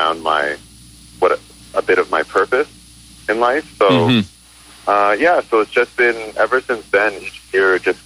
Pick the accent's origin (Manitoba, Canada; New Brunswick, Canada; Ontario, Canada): Ontario, Canada; Toronto; also born or lived in Hong Kong / Mississauga / Hamilton; I was born in Hong Kong, and I immigrated to Canada and grew up around between Mississauga, Toronto, and Hamilton growing up.